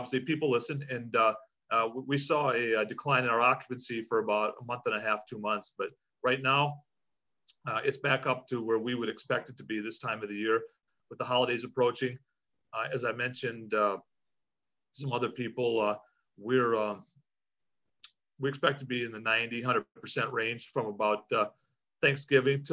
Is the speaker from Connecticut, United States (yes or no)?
no; Michigan, United States; now in Hawaii, United States; I was born and raised in Michigan